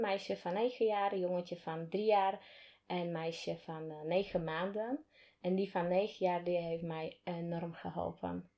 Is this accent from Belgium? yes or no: no; Slovakia; Dutch is a second language; moved away as an adult; now in Netherlands; Ik kom uit Slowakije